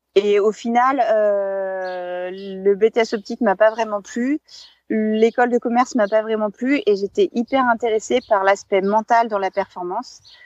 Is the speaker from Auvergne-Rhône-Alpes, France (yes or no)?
yes; Bourg-Saint-Maurice, Auvergne-Rhône-Alpes, France; je suis née en Savoie pour saint maurice les arcs et euh euh, j'ai grandi et vécu euh, en montagne toute, euh, toute ma vie jusqu'à présent.